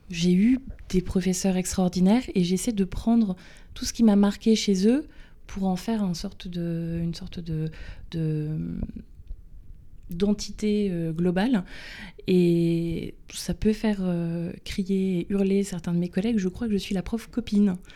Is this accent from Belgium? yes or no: no; Bay of the Somme, Hauts-de-France, France; also born or lived in Luxembourg / Amiens; J'ai grandi dans une famille euh, classique, traditionnelle, euh, euh, plutôt normale en campagne, en baie de Somme.